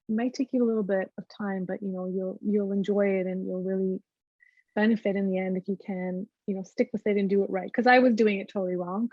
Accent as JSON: {"language": "English", "country": "Canada", "said": "we're Canadian"}